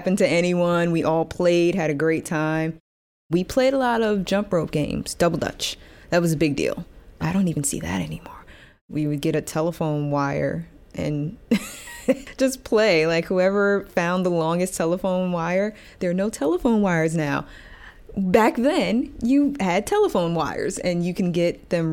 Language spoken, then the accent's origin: English; New York City, New York, United States; I grew up in Gravesend Housing Projects